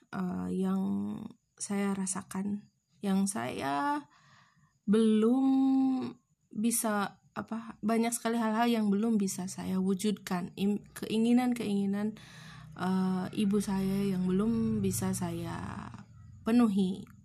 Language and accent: Indonesian; Garut, West Java, Indonesia; setiap kami memang orang Garut bisa dibilang orang Garut, namun tidak pernah belum pernah satu pun kami ke Santolo